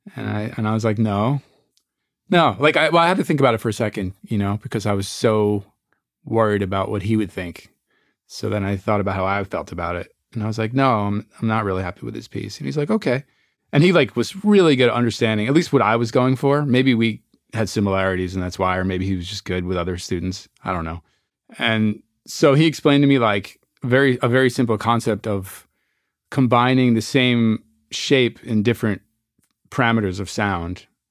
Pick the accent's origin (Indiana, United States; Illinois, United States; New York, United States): New York, United States; Newburgh; moved away as an adult; also born or lived in Berkeley, California; I was born in Newburgh, New York, and I grew up there, and I you know, lived in one house